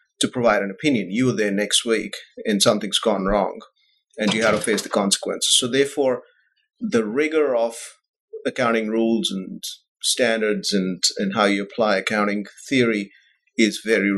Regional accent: New Delhi, Delhi, India; moved away as an adult; also born or lived in Bahrain; I was born in India and grew up there.

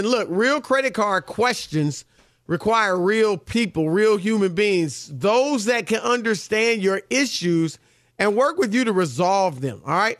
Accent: Cleveland, Ohio, United States; I'm from Cleveland, one of the many places I'm from.

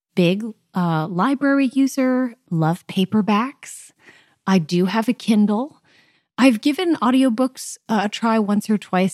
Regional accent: Southern California, United States; moved away as an adult; now in Nashville, United States; I am from Southern California, but currently I am a recent, uh, two years now transplant to Nashville, Tennessee

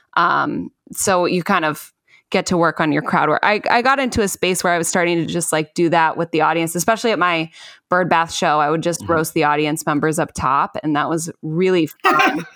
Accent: Chicago, Illinois, United States; moved away; I'm from Chicago, so I'm very, you know, familiar with Chicago itself

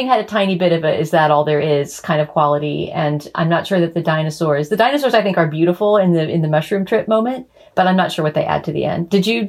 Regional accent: Texas, United States; partly because I'm Texan

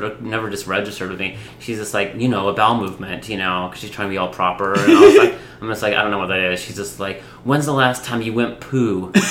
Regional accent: Atlanta, Georgia, United States

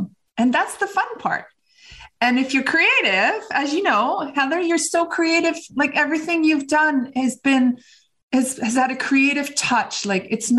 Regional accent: Vancouver, British Columbia, Canada; I grew up in Vancouver in British Columbia, Canada

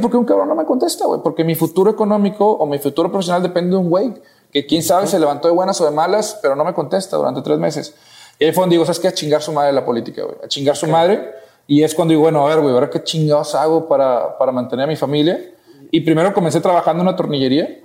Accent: Matamoros, Tamaulipas, Mexico; moved away as an adult; now in Monterrey, Mexico; yo soy de Matamoros, Tamaulipas, una ciudad fronteriza

